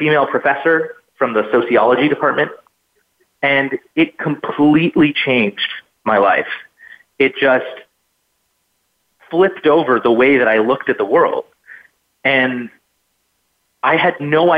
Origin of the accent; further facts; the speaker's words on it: a town outside Edmonton, Alberta, Canada; I grew up in Northwestern Canada in a town outside of the city of Edmonton in Alberta